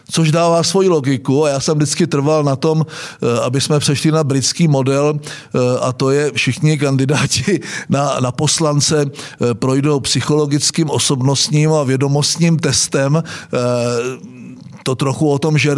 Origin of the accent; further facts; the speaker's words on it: Vsetín, Zlín Region, Czechia; a já jsem byl ze Vsetína.